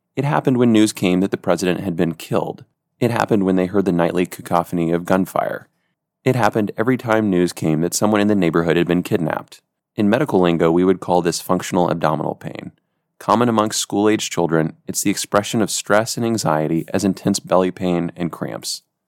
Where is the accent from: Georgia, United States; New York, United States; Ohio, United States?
Georgia, United States; moved away; also born or lived in Haiti; My home state of Georgia